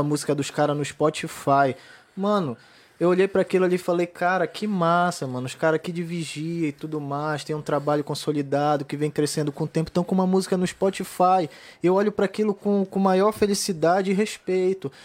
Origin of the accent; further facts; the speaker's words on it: Pará, Brazil; moved away; also born or lived in Florianópolis; essa é a cara do meu Pará